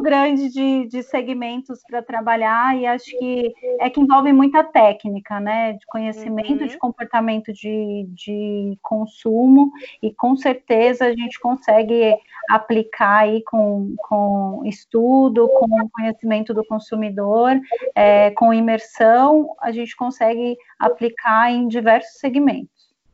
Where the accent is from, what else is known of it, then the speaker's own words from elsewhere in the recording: interior of São Paulo, Brazil; accent: paulista; eu sou do interior de São Paulo